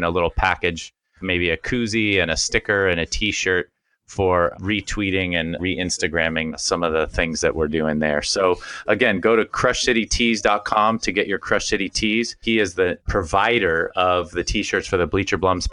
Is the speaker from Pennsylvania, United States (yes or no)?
no; Connecticut, United States; I grew up in Connecticut. My dad was working at IBM, and we lived right outside of New York.